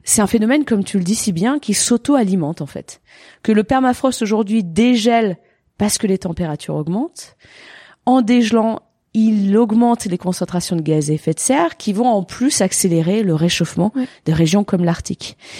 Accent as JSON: {"language": "French", "town": "Gruffy", "region": "Auvergne-Rhône-Alpes", "country": "France", "tie": "born or raised there", "also_born_or_lived": "Annecy", "said": "Je viens d'Annecy, quoi. Je suis née à Annecy, j'ai grandi à Gruffy."}